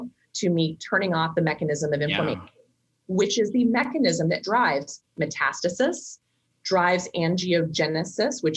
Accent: Kansas, United States; I grew up in Kansas.

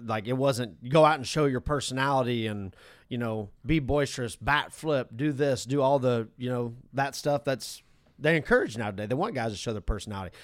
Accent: the West, United States; I'm from the West

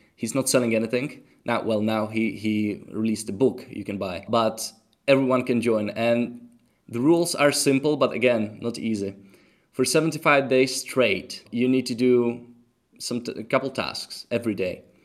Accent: Czechia; English is a second language; moved away; also born or lived in Tenerife; I'm from Czech Republic

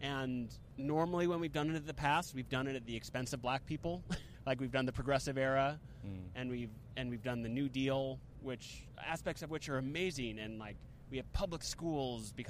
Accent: New York, United States; my hometown in New York

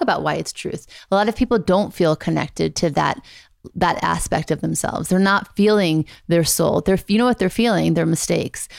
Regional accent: Beverly Hills, California, United States; also born or lived in Thibodaux, Louisiana; I grew up mostly in Beverly Hills.

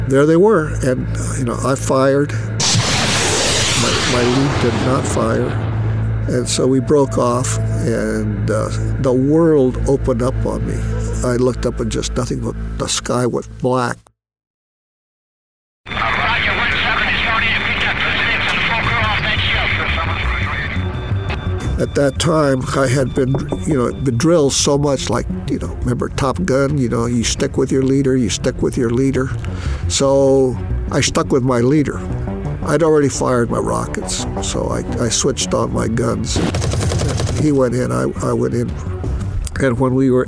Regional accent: Salinas, California, United States; I was born in Salinas, California, December 23rd, 1937. So I just turned 85. I grew up in Salinas.

